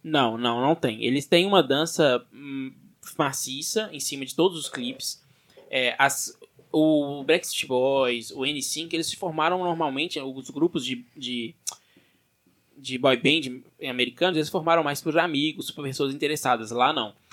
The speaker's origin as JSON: {"language": "Portuguese", "country": "Brazil"}